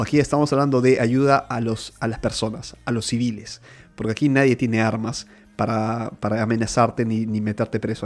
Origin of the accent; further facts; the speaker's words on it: Lima, Peru; now in Milan, Italy; yo nací en Lima, Perú